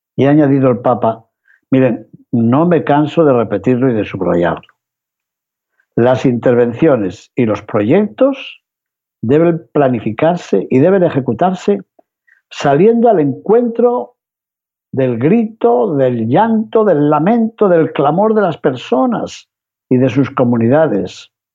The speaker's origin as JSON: {"language": "Spanish", "country": "Spain", "said": "los que venimos de España"}